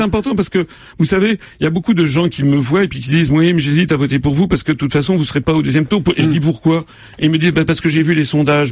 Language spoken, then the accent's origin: French; France; je suis un Français comme les autres